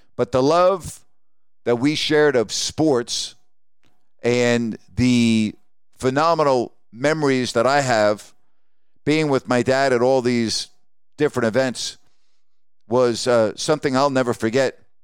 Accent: Long Island, New York, United States; moved away as an adult; now in Sacramento, United States; as a boy growing up on Long Island

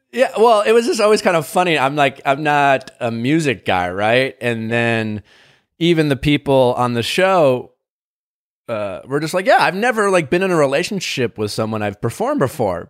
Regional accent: Wisconsin, United States; as a kid growing up in Wisconsin

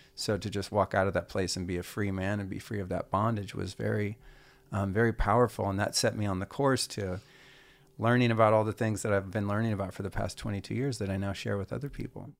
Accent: Northern California, United States; also born or lived in Idaho; I'm from Northern California in the '70s, so like I grew up two counties south of Humboldt County

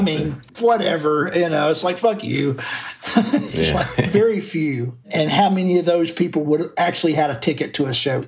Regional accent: Florence, Alabama, United States; moved away; also born or lived in Memphis / Athens, Georgia; I grew up in the Muscle Shoals area in North Alabama. It was a town called Florence.

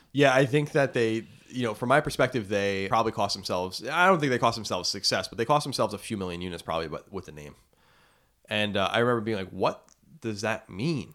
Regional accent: Long Island, New York, United States; born or raised there

